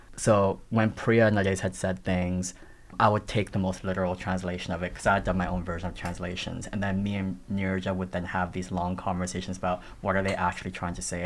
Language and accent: English; Toronto, Ontario, Canada; English is a second language; moved away as an adult; now in Australia; growing up in Toronto in the neighborhood that I grew up in, which was like a black and brown Tamil immigrant neighborhood.